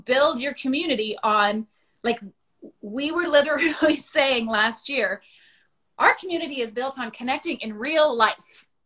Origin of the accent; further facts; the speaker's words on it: Thunder Bay, Ontario, Canada; moved away as an adult; I grew up in Thunder Bay